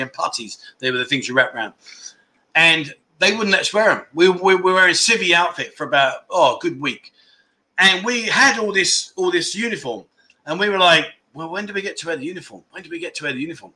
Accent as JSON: {"language": "English", "region": "London", "country": "United Kingdom", "moved": "as an adult", "lives_now": "Pattaya, Thailand", "said": "I'm from London"}